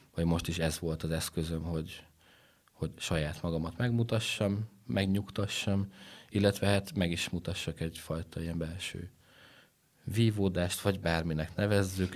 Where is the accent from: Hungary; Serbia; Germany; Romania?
Romania; Transylvania; also born or lived in Netherlands; Erdélyből származok